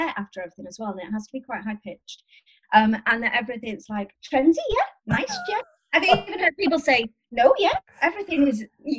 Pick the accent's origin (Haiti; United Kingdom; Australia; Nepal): United Kingdom; Mold, Wales; I was born and bred in North Wales, in a tiny village just outside the town of Mold, which is a lot nicer than it sounds. And we're kind of not far from Chester, so we're really on the border